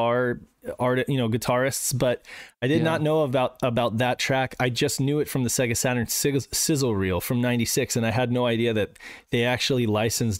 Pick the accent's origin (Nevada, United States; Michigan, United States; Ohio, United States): Nevada, United States; Reno; we're from Reno